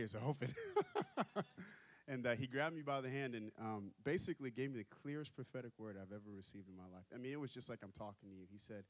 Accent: Texas, United States; moved away; So I am not from New England. Yep, you guessed right. I'm not from New England. I'm from Texas, actually.

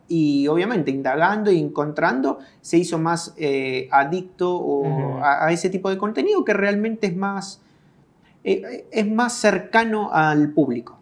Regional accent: Argentina; moved away as an adult; now in El Salvador; vine al país en el 2006. Nací en Argentina

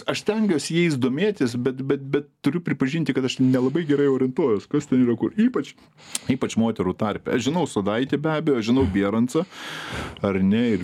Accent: Lithuania

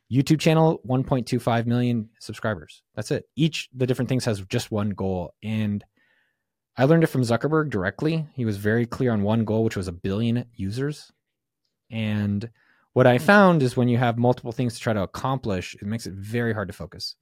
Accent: San Francisco Bay Area, California, United States; I'm from the Bay

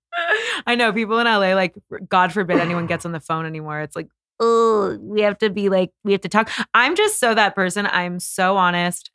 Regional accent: Bay Area, California, United States; moved away as an adult; now in Los Angeles, United States; I was from the Bay Area

